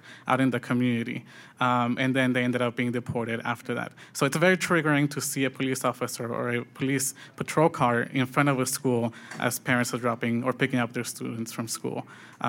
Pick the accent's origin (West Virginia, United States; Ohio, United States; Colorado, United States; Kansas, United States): Colorado, United States; Denver; I grew up in the East Side. I went to Bruce Randolph Middle School and High School